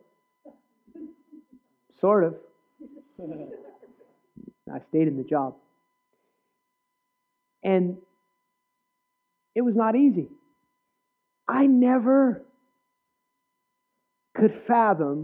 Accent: New Jersey, United States; I grew up in New Jersey

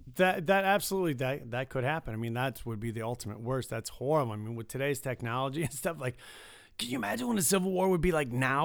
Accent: Detroit, Michigan, United States; now in Las Vegas, United States; I grew up in Detroit

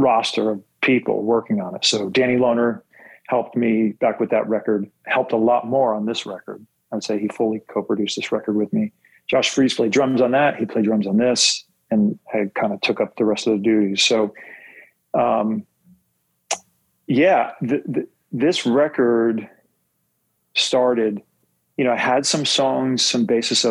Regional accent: West Milford, New Jersey, United States; now in Los Angeles, United States; I grew up in West Milford, New Jersey, top of the state

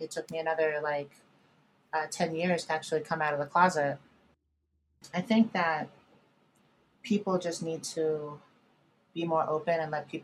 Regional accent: Virginia, United States; moved away; also born or lived in New York City, United States / Los Angeles, United States; I grew up in Virginia

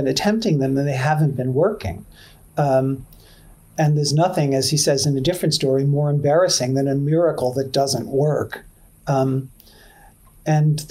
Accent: New York City, New York, United States; I'm a kid from Queens, New York

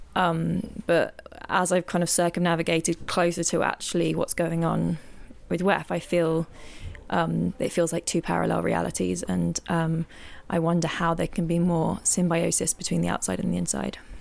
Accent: England, United Kingdom; now in Lisbon, Portugal; I'm originally from England, but I'm now living in Lisbon, in Portugal

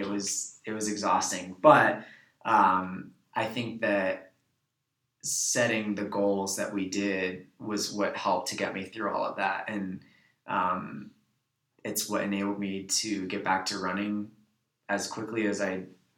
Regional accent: New York, United States; I'm from New York

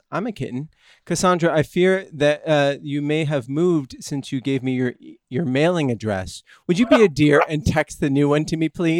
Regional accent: Northern California, United States; When I was growing up in Northern California

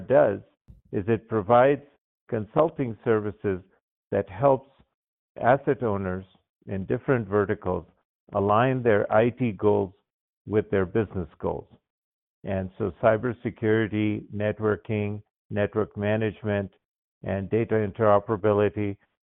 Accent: Baghdad, Baghdad Governorate, Iraq; moved away; I was born and raised in Baghdad, Iraq

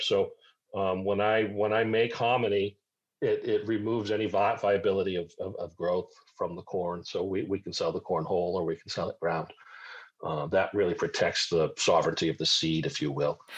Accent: Cape Cod, Massachusetts, United States; also born or lived in Syracuse, New York / Mohawk Valley, New York; now in South Carolina, United States; I was raised on Cape Cod

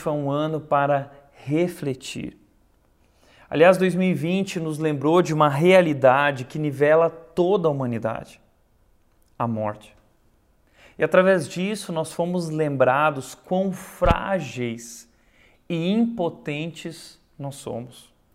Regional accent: Brazil; Nós somos brasileiros

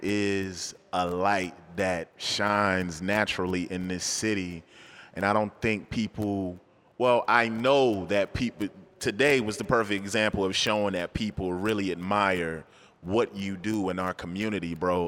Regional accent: Charlotte, North Carolina, United States; I'm a Charlatine. I was born in Charleston, but, you know, I've been here since I was two, so I'm a Charlatine

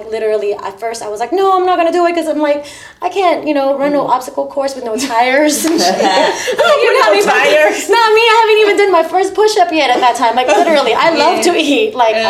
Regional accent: Philippines; now in United States; because I'm originally from the Philippines.

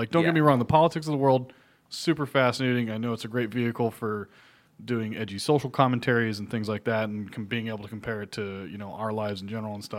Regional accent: United States; it made me feel bad as an American

